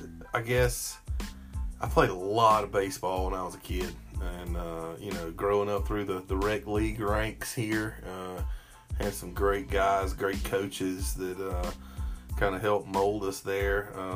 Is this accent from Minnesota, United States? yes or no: no; Abbeville, South Carolina, United States; Correct. Abbeville Hospital. I'm an OG.